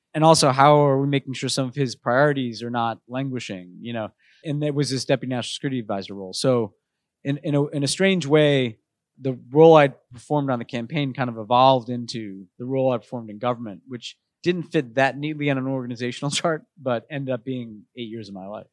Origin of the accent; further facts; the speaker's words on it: New York City, New York, United States; moved away as an adult; also born or lived in Texas; growing up in New York, I was in a very politically